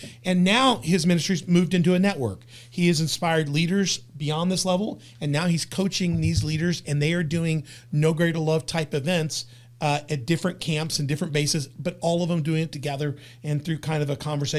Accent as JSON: {"language": "English", "town": "Memphis", "region": "Tennessee", "country": "United States", "said": "I came from Memphis, moved to Southern Illinois, started going to the Heron community."}